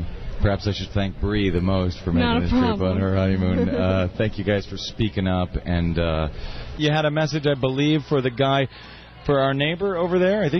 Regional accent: St. Louis, Missouri, United States; My home state. I'm from St. Louis.

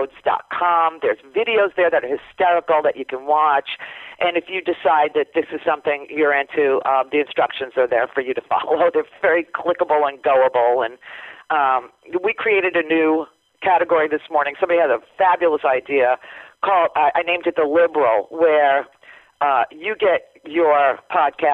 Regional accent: Florida, United States; we are from Florida

